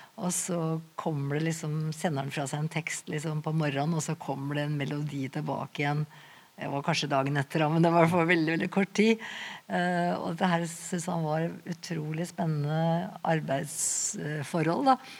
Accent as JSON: {"language": "Norwegian", "town": "Skreia", "region": "Innlandet", "country": "Norway", "tie": "born or raised there", "also_born_or_lived": "Lena / Oslo", "moved": "yes", "lives_now": "Asker, Norway", "said": "jeg vokste opp rett opp i Gutoa, som vi sier"}